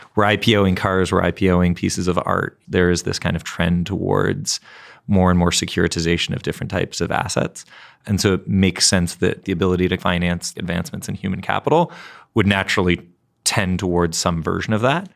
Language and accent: English; Canada; I'm from Canada